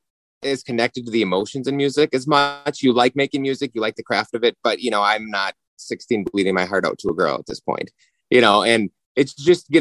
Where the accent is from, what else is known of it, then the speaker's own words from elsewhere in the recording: Minnesota, United States; we're from Minnesota